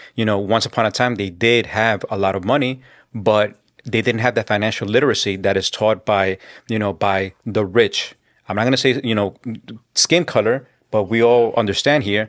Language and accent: English; New York City, New York, United States; also born or lived in South Jamaica, Queens / Colombia; I was born in Southside Jamaica, Queens, and I was raised and grew up in Corona